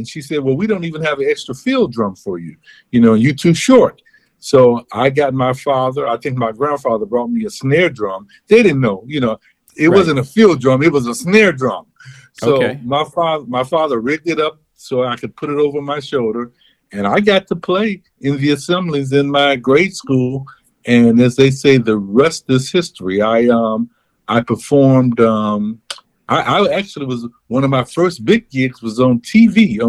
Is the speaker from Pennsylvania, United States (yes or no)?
no; Chicago, Illinois, United States; Well, I am from, as I am in Chicago. {S0} Okay. {S1} I was born and raised.